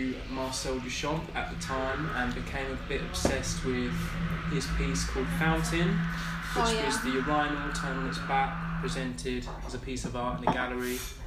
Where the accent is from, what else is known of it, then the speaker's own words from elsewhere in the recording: Essex, East of England, United Kingdom; my own experience of growing up in Essex.